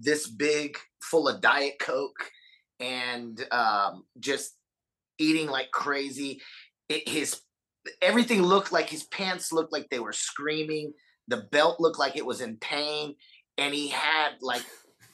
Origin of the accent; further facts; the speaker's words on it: Texas, United States; I am from Texas